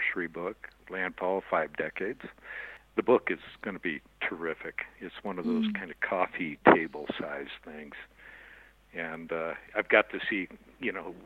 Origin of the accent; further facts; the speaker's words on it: Cupertino, California, United States; moved away as an adult; also born or lived in Chicago; now in Santa Fe, United States; I grew up in Cupertino, California before Apple arrived there